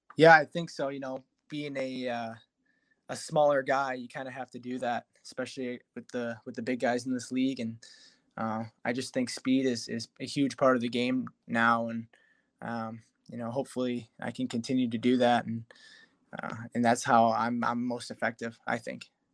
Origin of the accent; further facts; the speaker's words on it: Detroit, Michigan, United States; happening in my hometown you know all my family